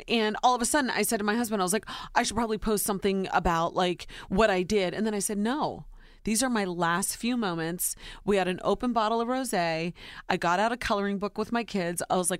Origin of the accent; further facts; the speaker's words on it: Ohio, United States; moved away; born and raised in Ohio, very simple way upbringing.